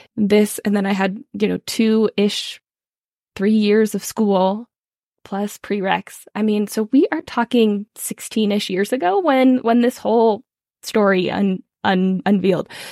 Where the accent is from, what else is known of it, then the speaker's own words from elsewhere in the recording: California, United States; now in Colorado, United States; I am originally from California, though now I live in Colorado